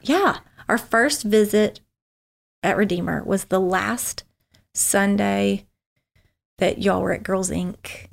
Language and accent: English; Memphis, Tennessee, United States; I was born in Memphis, Tennessee, raised by parents